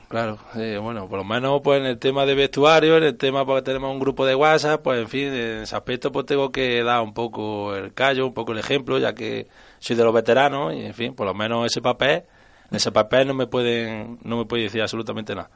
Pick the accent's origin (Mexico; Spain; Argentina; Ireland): Spain; Torreperogil, Andalusia; mi pueblo